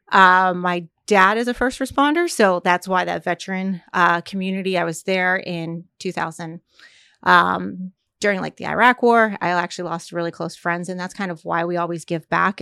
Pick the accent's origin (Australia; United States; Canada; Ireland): United States; Fort Lauderdale, Florida; moved away; also born or lived in Virginia / New York; I'm originally from Fort Lauderdale